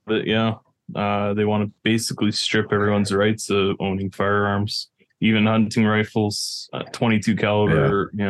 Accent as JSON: {"language": "English", "town": "Vancouver", "region": "British Columbia", "country": "Canada", "tie": "born or raised there", "moved": "as an adult", "lives_now": "Alberta, Canada", "said": "I grew up in Vancouver, which is on the West Coast. And as soon as I moved out to Alberta"}